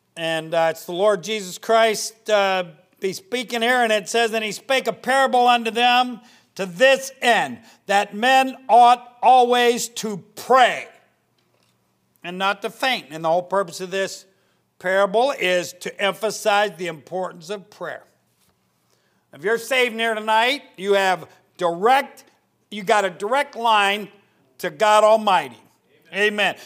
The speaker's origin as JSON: {"language": "English", "country": "United States", "said": "I'm an American"}